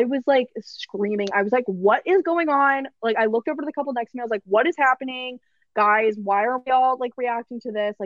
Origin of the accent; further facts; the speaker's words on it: Atlanta, Georgia, United States; accent: Southern; I'm from Atlanta